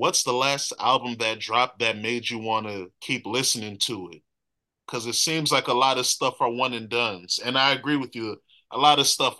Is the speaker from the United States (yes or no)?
yes; Northern Virginia, United States; I'm from Northern Virginia